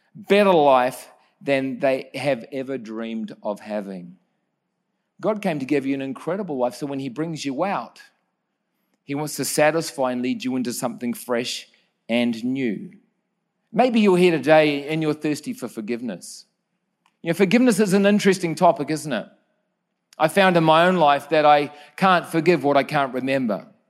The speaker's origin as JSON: {"language": "English", "country": "New Zealand", "tie": "born or raised there", "said": "Growing up in New Zealand was a, a great place to grow up"}